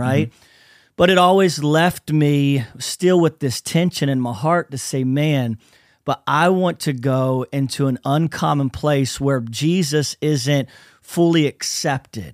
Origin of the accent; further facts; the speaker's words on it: Lakeland, Florida, United States; we're from Central Florida, so I'm in a little city called Lakeland, Florida